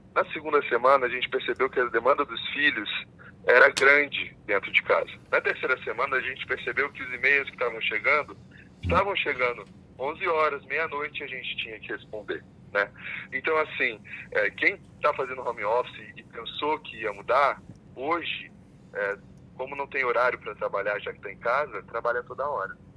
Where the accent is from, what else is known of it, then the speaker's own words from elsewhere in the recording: Brazil; E eu sou brasileiro também